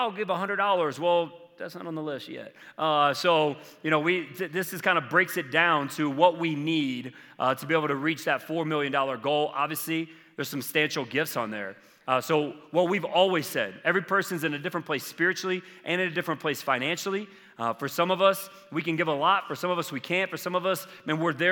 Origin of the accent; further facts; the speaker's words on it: South Carolina, United States; I grew up in South Carolina